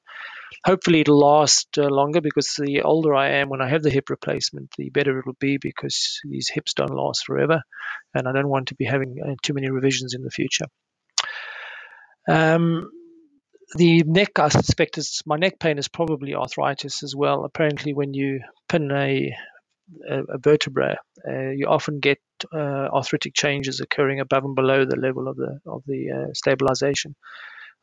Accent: South Africa; now in United Kingdom; as a child growing up in South Africa.

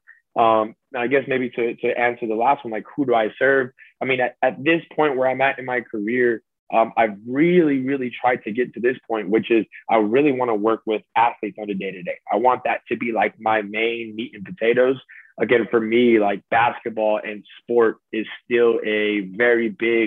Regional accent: Salinas, California, United States; I was born and raised out there

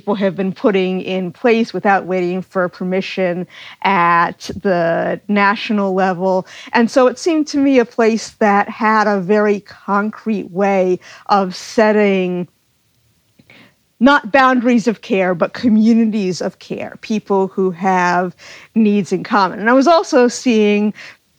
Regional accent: Cape Cod, Massachusetts, United States; now in Chesapeake Bay area, United States; I grew up on Cape Cod

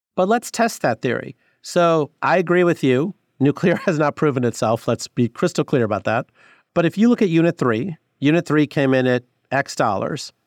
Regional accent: Sterling, Illinois, United States; I grew up in Illinois, Northwest Illinois, in Sterling

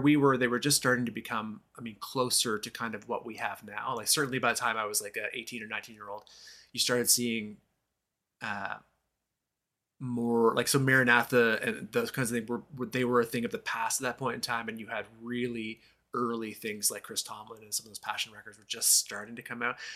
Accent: Moncton, New Brunswick, Canada; in my hometown of Moncton, New Brunswick, uh, Canada

